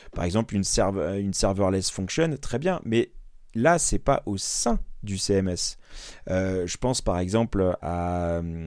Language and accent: French; Normandy, France; je suis normand